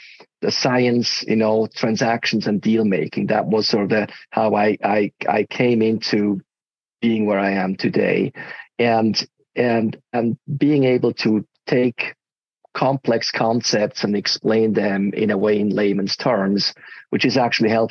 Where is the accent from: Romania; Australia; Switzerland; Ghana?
Switzerland; moved away as an adult; also born or lived in United States; I'm originally from Switzerland